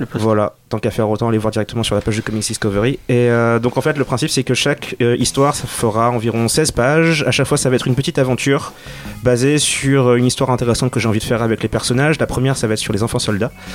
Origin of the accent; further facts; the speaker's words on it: Senegal; j'ai grandi au Sénégal